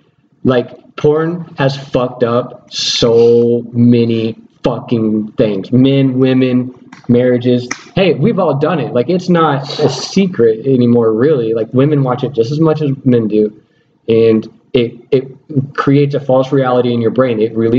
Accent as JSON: {"language": "English", "region": "Missouri", "country": "United States", "said": "I'm from Missouri, show me."}